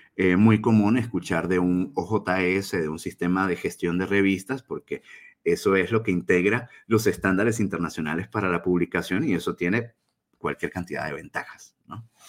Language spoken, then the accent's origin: Spanish; Venezuela; now in Chihuahua, Mexico; soy venezolano de origen radico acá en Chihuahua, México